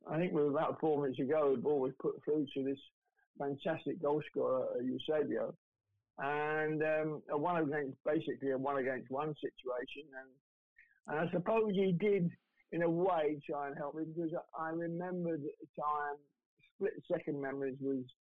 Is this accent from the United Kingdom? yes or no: yes; London, United Kingdom; I had three years playing in the lower divisions with Millwall down in London because I'm a Londoner